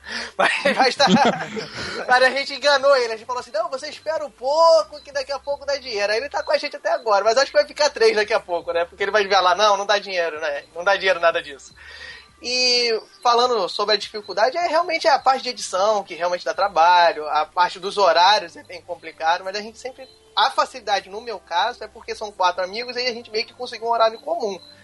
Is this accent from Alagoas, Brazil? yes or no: no; Rio de Janeiro, Brazil; accent: chiado; Eu sou carioca